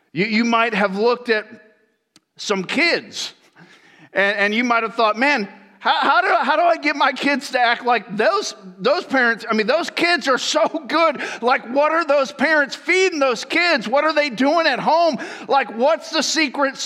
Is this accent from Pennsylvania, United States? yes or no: no; Florida, United States; also born or lived in Michigan; I grew up in Florida. And so I grew up in Florida all my life. My parents, I was born in Michigan. They moved us down to Florida when I was 5 years old.